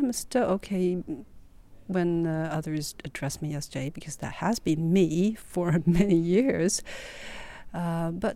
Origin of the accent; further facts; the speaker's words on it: Hangzhou, Zhejiang, China; moved away as an adult; also born or lived in Beijing; now in Sweden; left my hometown, Hangzhou, when I started my university